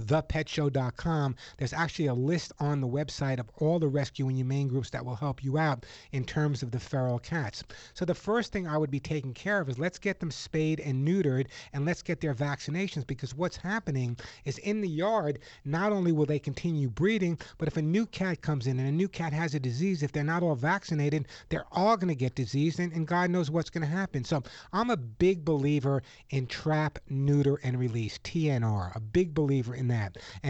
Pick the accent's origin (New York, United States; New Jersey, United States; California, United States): California, United States; Los Angeles; you're in Los Angeles, my hometown area.